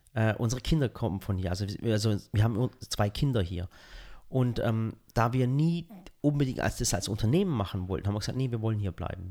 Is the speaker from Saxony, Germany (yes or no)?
no; Dotternhausen, Baden-Württemberg, Germany; accent: Swabian; also born or lived in Balingen; now in Waghäusel, Germany; ich bin im Dorf aufgewachsen und das hieß Dotternhausen